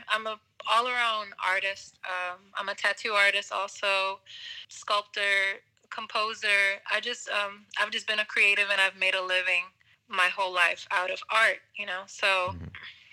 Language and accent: English; Caguas, Puerto Rico; moved away as an adult; I grew up in Caguas